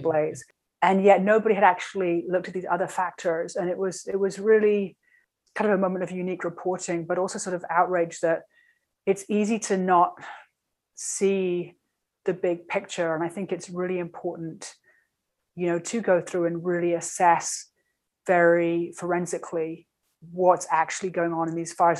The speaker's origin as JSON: {"language": "English", "region": "London", "country": "United Kingdom", "also_born_or_lived": "New York City", "moved": "yes", "lives_now": "California, United States", "said": "I'm from London"}